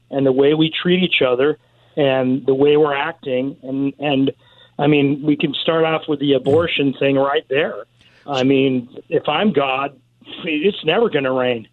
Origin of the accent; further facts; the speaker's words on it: Southern California, United States; when I was a kid, I grew up in California, and it rained a lot and Southern California